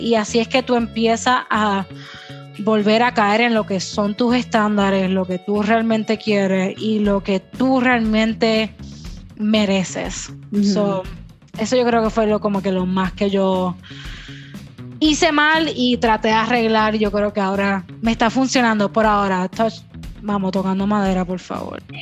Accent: Puerto Rico; first language Spanish; Yo soy bien boricua

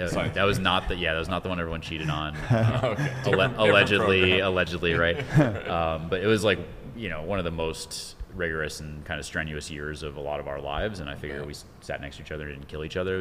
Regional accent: New York, United States; I grew up in New York and been moving around a lot.

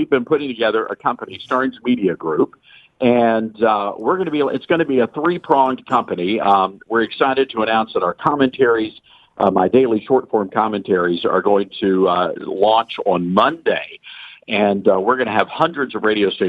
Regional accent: Memphis, Tennessee, United States; I'm from Memphis, Tennessee

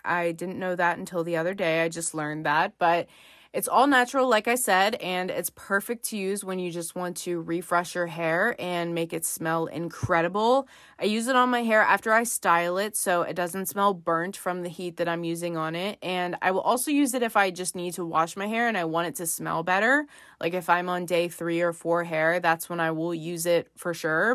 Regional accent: Pennsylvania, United States; I'm from Pennsylvania

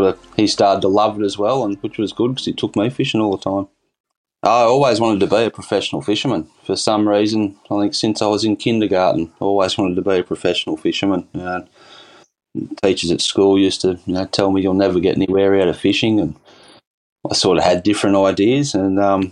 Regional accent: Bangalow, New South Wales, Australia; now in Yamba, Australia; Yeah, I grew up in Bangalow, Byron Bay area, and I moved down here to Yamba probably roughly 20 years ago.

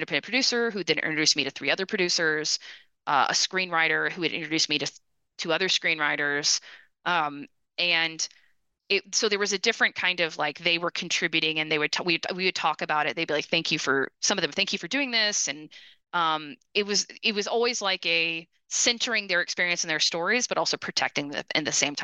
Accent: United States; also born or lived in Austin, Texas / outside Detroit, Michigan / Brazil; as an American who is either a grad student or a brand new professor

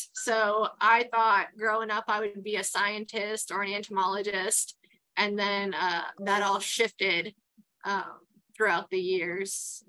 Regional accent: Queens, New York, United States; Growing up in Queens was amazing. It was a small town, nothing like it is compared today.

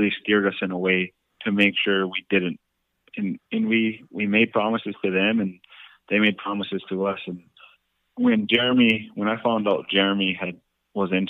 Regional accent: Onondaga Reservation, New York, United States; growing up on Onondaga Reservation

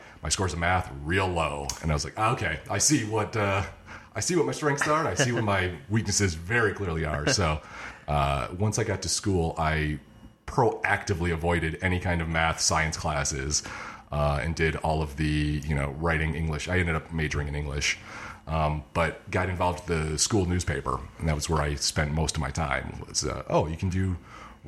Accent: Michigan, United States; moved away as an adult; also born or lived in New York; I grew up in Michigan. Born and raised, colleged in Michigan

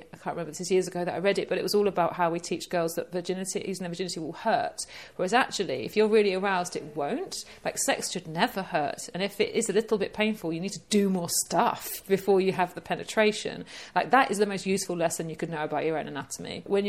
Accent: East of England, United Kingdom; I know, this is, I can say it because I'm from Essex.

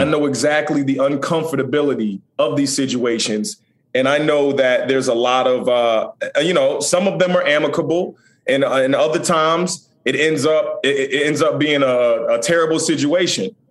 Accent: Chesapeake, Virginia, United States; I'm from Chesapeake, Virginia

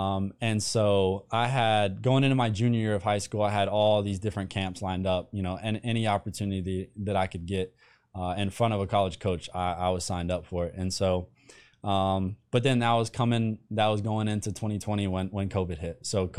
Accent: Andrews, United States; So for me, I grew up in Andrews, smallest school in the state with a football team.

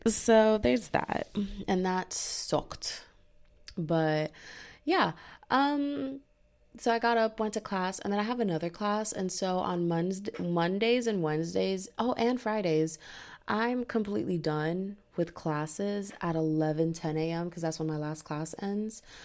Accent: Texas, United States; I am from Texas, I'm in America

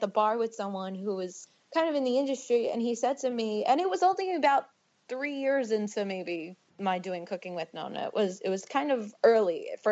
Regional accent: New York City, New York, United States; moved away; also born or lived in New Jersey; I'm a girl from Bensonhurst

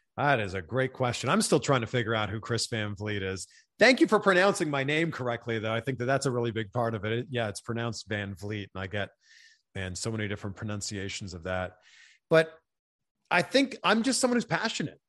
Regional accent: Pickering, Ontario, Canada; my hometown of Pickering, Ontario

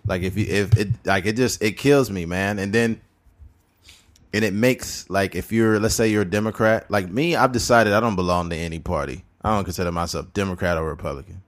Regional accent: California, United States; we're from California

